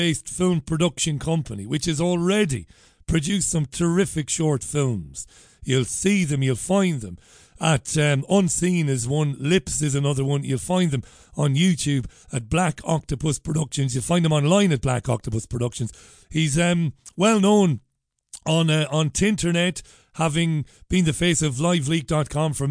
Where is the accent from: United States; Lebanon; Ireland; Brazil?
Ireland; Waterford, Munster; now in United Kingdom; growing up in Ballybeg in Waterford